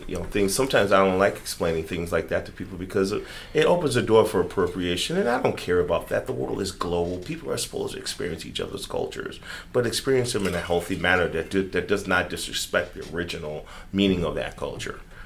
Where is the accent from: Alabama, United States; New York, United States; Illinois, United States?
Illinois, United States; Chicago; I'm from Chicago